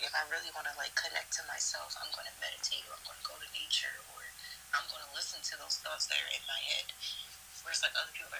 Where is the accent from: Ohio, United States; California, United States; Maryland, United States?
Maryland, United States; Baltimore; we're both from Baltimore